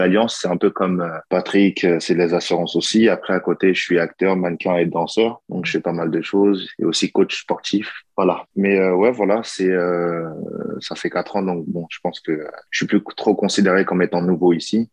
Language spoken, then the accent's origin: French; Paris, Île-de-France, France; moved away as an adult; now in Canada; moi, je viens de France, je viens de Paris. Je suis au Canada, ça fait quatre ans